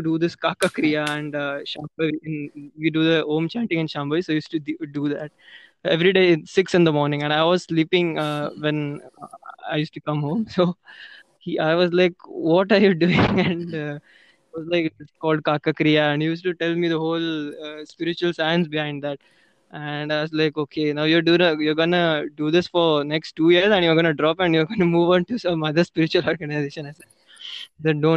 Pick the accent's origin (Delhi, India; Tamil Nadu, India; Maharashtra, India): Maharashtra, India; Pune; I'm from Pune.